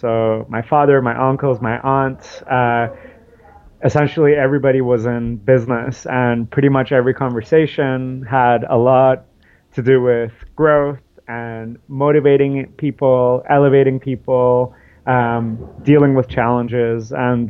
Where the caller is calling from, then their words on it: New York City, New York, United States; I'm calling you from New York City. It's a beautiful day here in New York.